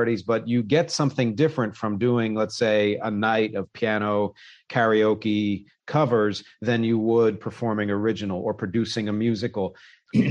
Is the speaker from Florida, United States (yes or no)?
no; Philadelphia, Pennsylvania, United States; also born or lived in New York City; now in New York, United States; I grew up in Philly, in the Philadelphia area